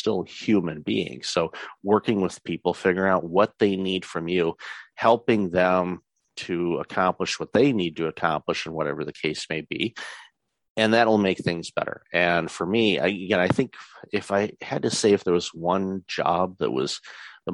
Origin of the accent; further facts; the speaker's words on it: Detroit, Michigan, United States; moved away as an adult; now in Canada; I'm originally from the Metro Detroit area and lived there for the first quarter century of my life